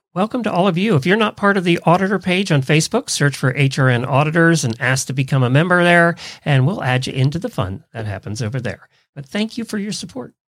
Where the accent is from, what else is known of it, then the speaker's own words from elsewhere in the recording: Intercourse, Pennsylvania, United States; moved away; You knew I grew up in Lancaster County, Pennsylvania. Well, we lived right out of Intercourse, Pennsylvania.